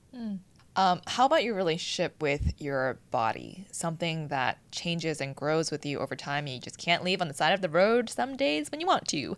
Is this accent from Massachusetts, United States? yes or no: yes; Boston, Massachusetts, United States; now in Los Angeles, United States; growing up in Boston